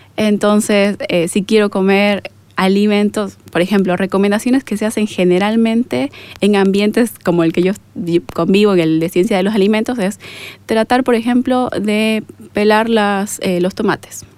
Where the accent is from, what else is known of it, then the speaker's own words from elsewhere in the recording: Bolivia; yo tengo dudas como boliviana